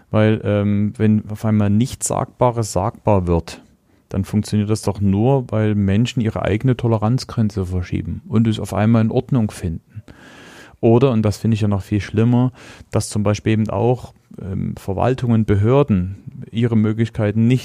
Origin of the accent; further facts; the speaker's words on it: Meißen, Saxony, Germany; also born or lived in Plauen; bin jetzt war ein halbes Jahr alt, da sind wir nach Meißen gezogen.